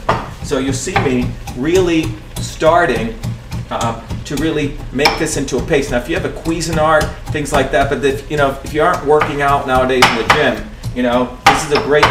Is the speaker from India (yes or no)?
yes; India; moved away; When I grew up in India